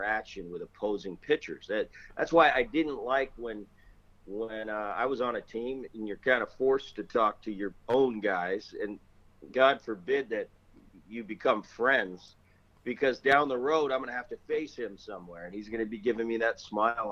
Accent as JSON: {"language": "English", "region": "New Jersey", "country": "United States", "tie": "born or raised there", "also_born_or_lived": "Philadelphia", "said": "we grew up in Jersey"}